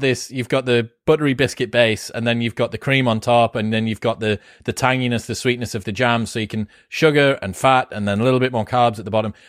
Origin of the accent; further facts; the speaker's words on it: United Kingdom; I'm British